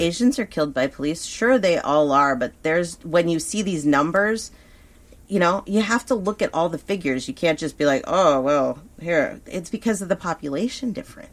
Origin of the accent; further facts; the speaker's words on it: Thousand Oaks, California, United States; a town like where we grew up in Thousand Oaks, where I grew up